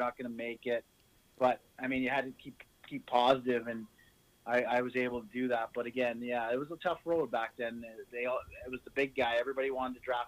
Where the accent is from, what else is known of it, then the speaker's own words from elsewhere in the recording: Ottawa, Ontario, Canada; I grew up in Ottawa